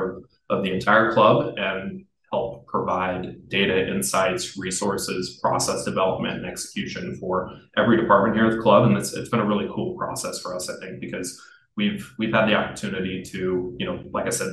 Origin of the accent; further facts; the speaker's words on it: Iowa, United States; moved away as an adult; also born or lived in Miami, Florida; I'm originally from Iowa, played basketball in college and went to school at Simpson College in Iowa